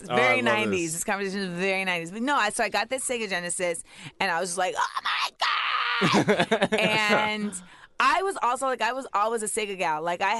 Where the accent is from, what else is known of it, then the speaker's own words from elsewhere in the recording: Grenada; like I go to Grenada every year. And like when I would go with my mom, I would have to, I'm from Grenada so and my family.